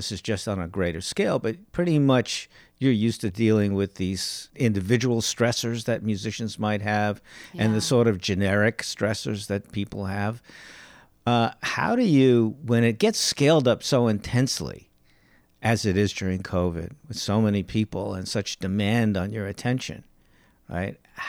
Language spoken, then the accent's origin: English; New York, United States; from New York. You know, if you say sober, silver, it's, I mean, whatever.